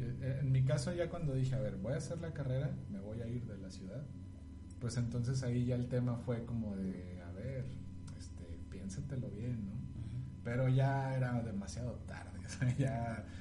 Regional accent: San Luis Potosí, Mexico; yo nací en San Luis Potosí

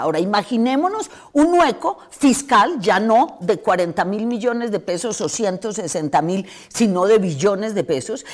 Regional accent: Colombia

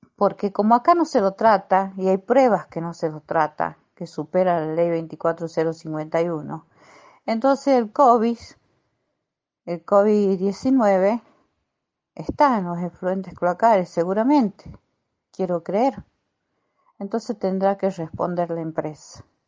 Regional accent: Santiago del Estero, Argentina; also born or lived in Córdoba; now in San Miguel de Tucumán, Argentina; Soy de San Miguel de Tucumán, nacida en Córdoba. Estuve 12 años en Santiago del Estero, provincia de Santiago del Estero, después me vine a Tucumán

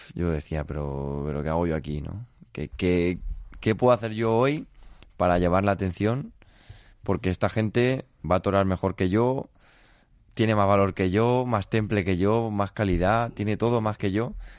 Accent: Castilla-La Mancha, Spain; yo soy por parte de madre de Castillo de Bayuera, por parte de padre del Real de San Vicente

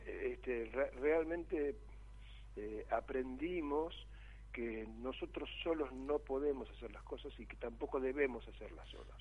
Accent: Buenos Aires, Argentina; moved away as an adult; now in Varadero, Cuba; yo soy porteño de nacimiento y criado en Capital Federal

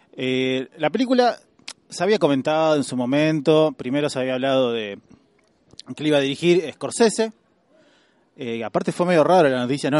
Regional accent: Argentina; como somos eh, argentinos

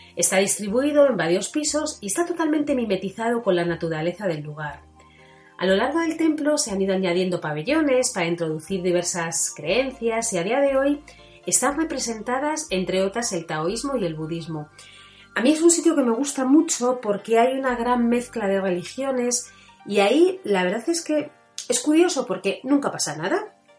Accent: Spain; somos españoles y que estamos acostumbrados a nuestras Semanas Santas

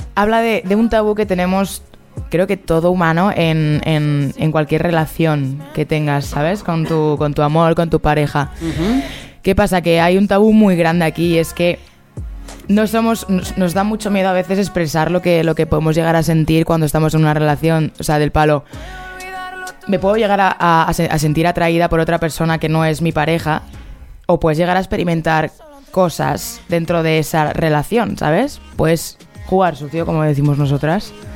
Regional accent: Spain; yo soy aquí de España

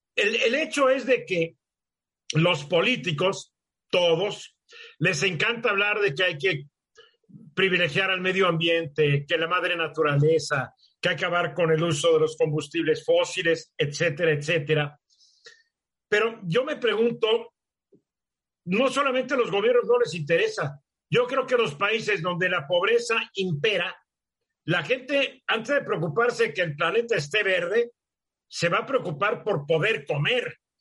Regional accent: Mexico

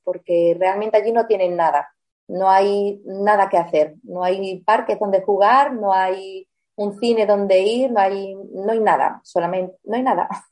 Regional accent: Spain; also born or lived in Germany; nací en Alemania, porque mis padres mm, se fueron a trabajar al extranjero, como viene mucha gente ahora aquí a España, pues antes los españoles somos los que salíamos

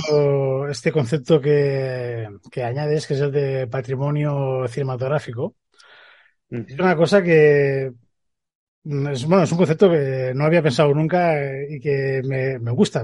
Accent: Spain

